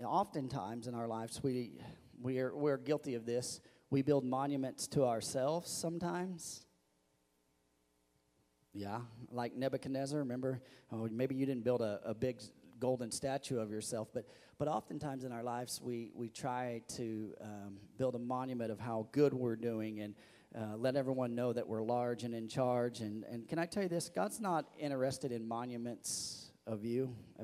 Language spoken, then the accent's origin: English; Missouri, United States; growing up in Missouri